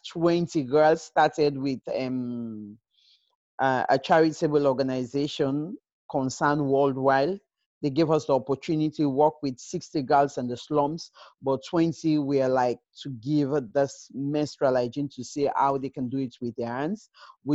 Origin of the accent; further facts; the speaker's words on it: Sierra Leone; moved away as an adult; also born or lived in United Kingdom; born and raised in Sierra Leone, just lucky to be in the UK for years now